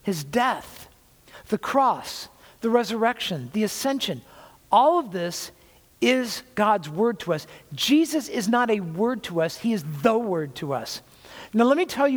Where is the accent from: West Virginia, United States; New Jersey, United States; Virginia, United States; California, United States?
California, United States; I was from California